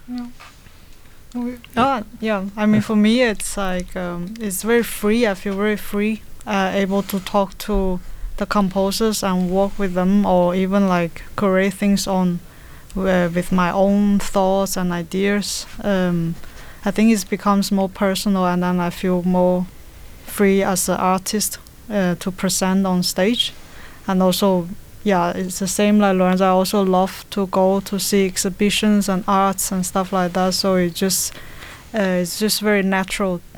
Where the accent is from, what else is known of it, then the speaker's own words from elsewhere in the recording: China; now in Denmark; originally I'm from China, but I have been in Denmark for like 15 years